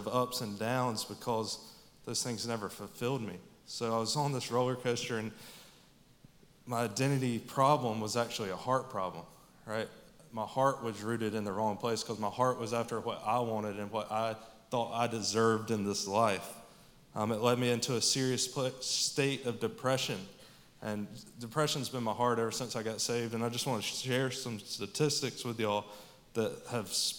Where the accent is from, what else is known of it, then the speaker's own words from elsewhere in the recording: Statesboro, Georgia, United States; I grew up here in Statesboro